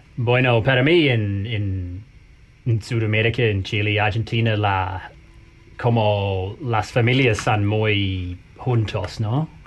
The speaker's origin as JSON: {"language": "Spanish", "country": "New Zealand", "second_language": "Spanish", "said": "no soy americano, soy de Nueva Zelanda"}